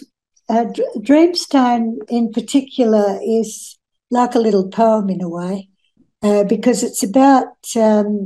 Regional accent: Australia; now in Australind, Australia; I grew up on a farm at Lynn Farm, and my playground was a swamp near our house

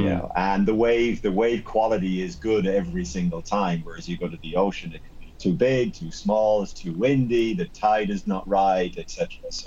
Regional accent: Ireland; now in Spain

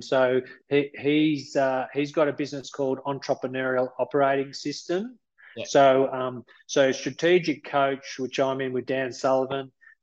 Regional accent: Melbourne, Victoria, Australia; now in Armidale, Australia; I grew up in Melbourne

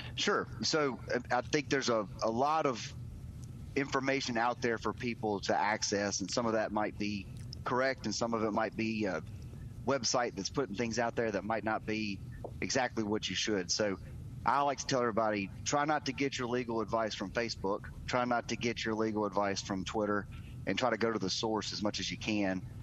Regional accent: Terry, Mississippi, United States; I've grown up in Mississippi, been here my whole life

